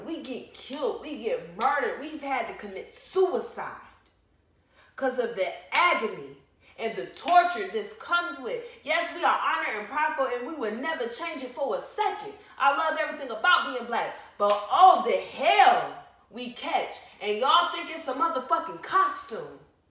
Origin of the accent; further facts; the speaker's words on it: Decatur, Georgia, United States; born there; I'm black, and as far as I know, I was born in Decatur, Georgia.